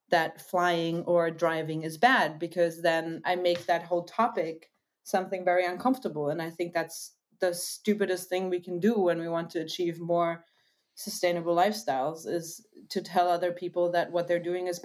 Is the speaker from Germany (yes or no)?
yes; Germany; I'm from Germany. I'm half American, as you might hear sometimes.